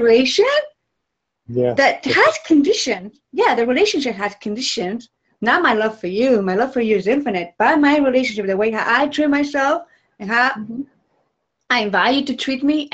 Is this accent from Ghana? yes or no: no; Ecuador; moved away; I'm from Ecuador. So when I traveled to Ecuador, and since I was little